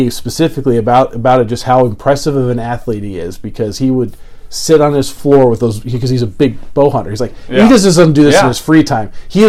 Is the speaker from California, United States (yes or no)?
yes; California, United States; moved away; Growing up in California